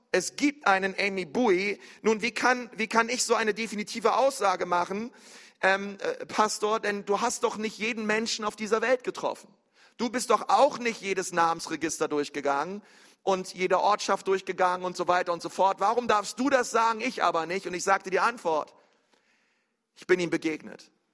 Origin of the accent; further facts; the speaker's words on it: near the Uckermark, Brandenburg, Germany; In Brandenburg, in der Uckermark. Äh, gar nicht weit von meinem Heimatort